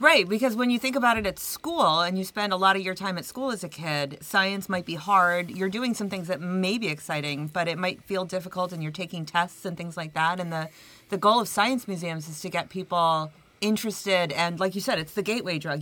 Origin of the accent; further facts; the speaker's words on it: Brockport, New York, United States; moved away; I'm from Brockport, I've been gone for 30 years, but I'm originally from the area